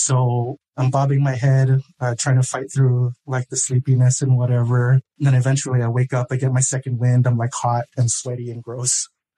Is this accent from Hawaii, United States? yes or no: yes; Hawaii, United States; I'm from Hawaii